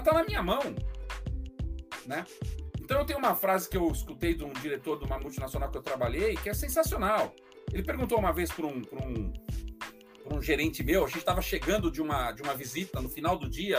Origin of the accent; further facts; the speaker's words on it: São Paulo, Brazil; Eu nasci em São Paulo, mas morei no interior de São Paulo até os oito anos